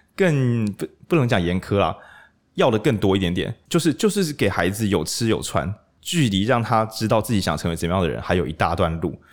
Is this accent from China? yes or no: no; Changhua County, Taiwan; 因为我长话人